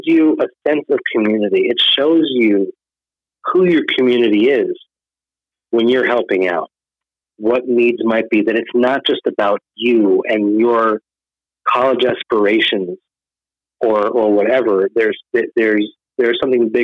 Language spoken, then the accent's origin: English; Israel; now in United States; being an American in Israel was kind of like a popular thing at the time when I was growing up.